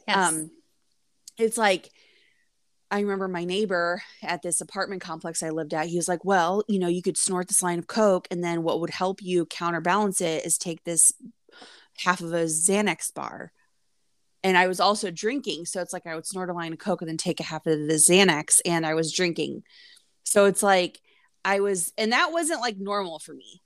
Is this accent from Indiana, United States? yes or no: yes; Indiana, United States; also born or lived in Florida; We're from the Midwest, I'm from Indiana